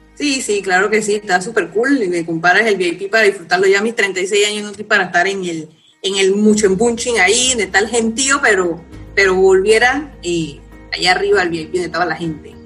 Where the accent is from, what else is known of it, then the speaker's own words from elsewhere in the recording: Parita, Herrera, Panama; moved away; yo soy de Correa de Parita, y nací allá y me crié allá, que es una finca donde tienen mis papás.